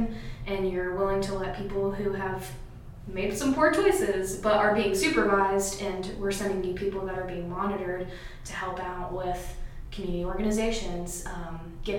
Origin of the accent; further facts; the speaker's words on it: Lebanon, Indiana, United States; I was born and raised here, and I'm not that old, but I remember growing up in Lebanon